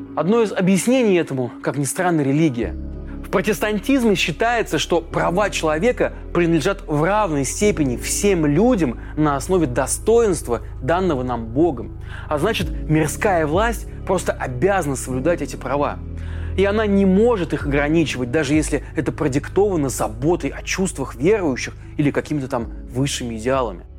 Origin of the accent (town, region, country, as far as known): Russia